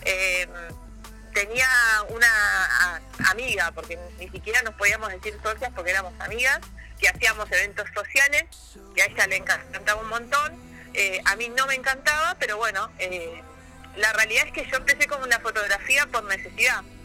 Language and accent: Spanish; Río Gallegos, Santa Cruz, Argentina; also born or lived in Puerto Deseado / Caleta Olivia / Comodoro Rivadavia / Bariloche; soy nacida en Río Gallegos, criada en la Patagonia.